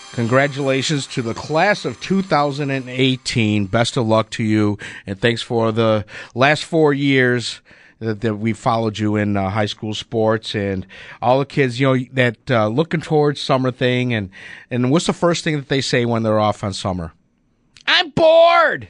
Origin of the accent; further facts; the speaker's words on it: Buffalo, New York, United States; my time growing up in North Buffalo. Last day of school at P S eighty-one